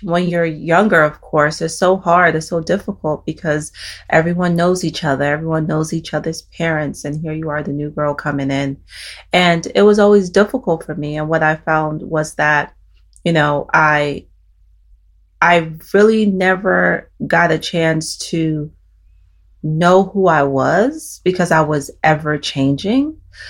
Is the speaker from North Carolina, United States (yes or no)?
yes; North Carolina, United States; also born or lived in Nigeria / New York / Massachusetts / Maryland; I grew up in North Carolina, then my family moved to New York. I even lived in Massachusetts, then we moved to Maryland. I was born in Nigeria.